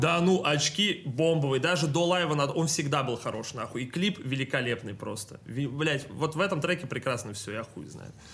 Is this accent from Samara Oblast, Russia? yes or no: no; Saint Petersburg, Russia; я питерский